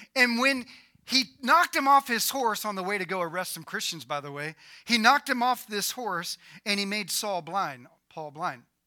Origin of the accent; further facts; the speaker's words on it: United States; I was born in America